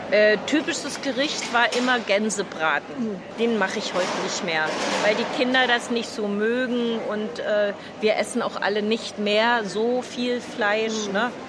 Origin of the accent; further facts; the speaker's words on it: East Germany, Germany; now in Berlin, Germany; Äh, in der ehemaligen DDR bin ich groß geworden. Bin auf dem Land aufgewachsen, als Kind auf dem Bauernhof.